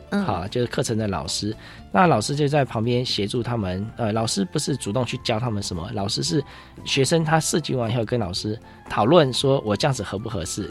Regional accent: Taipei, Taiwan; 我小时候爸爸妈妈都时常带我到植物园 还有科学教育馆这边来看一些科普的东西，嗯。啊，接触，呃，接触一些自然的东西，有些在台北很难接触到的

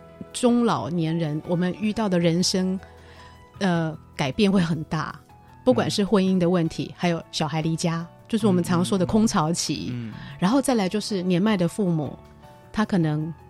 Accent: Taiwan; 就是其实我们台湾人或者中国人都会觉得说，妈妈爸爸跟自己住是幸福的

